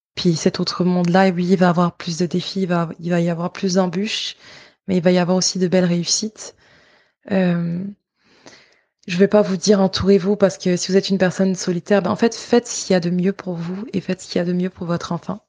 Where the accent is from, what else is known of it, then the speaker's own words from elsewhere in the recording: Côte d’Ivoire; moved away; de là où je viens, en Côte d'Ivoire